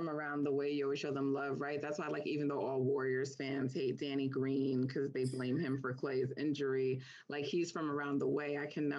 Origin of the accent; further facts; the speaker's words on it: Jamaica; I'm Jamaican, and we have this thing we say, like, you know, my spirit don't take you.